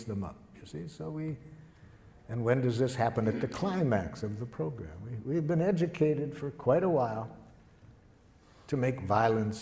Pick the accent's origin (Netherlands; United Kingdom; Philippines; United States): United States; Detroit, Michigan; I grew up in Detroit.